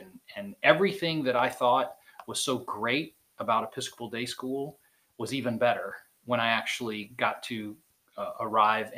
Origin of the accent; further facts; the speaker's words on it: Dunedin, Florida, United States; also born or lived in Birmingham, Alabama; now in Pensacola, United States; I grew up, after I moved from Birmingham, I grew up in a little town on the beach on the west coast of Florida called Dunedin